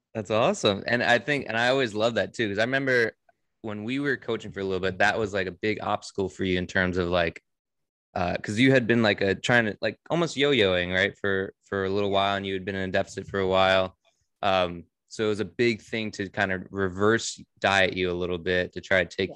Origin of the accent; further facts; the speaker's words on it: Monroe, Connecticut, United States; also born or lived in Bridgeport, Connecticut; I was born in Bridgeport, um, and I lived in Monroe um, my whole life.